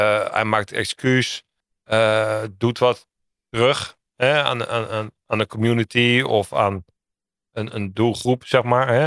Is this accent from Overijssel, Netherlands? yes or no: no; The Hague, South Holland, Netherlands; Ja, ik kom uit Den Haag, dus ik mag het zeggen, weet je wel.